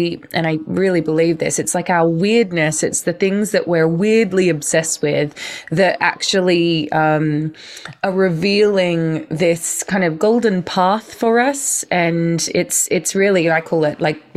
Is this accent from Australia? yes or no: yes; Australia; moved away; also born or lived in London, United Kingdom; I grew up in Australia, moving over to the UK, to London